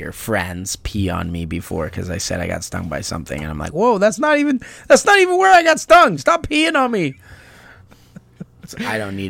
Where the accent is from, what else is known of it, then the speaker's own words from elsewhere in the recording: United States; I'm American. I can't change that easy.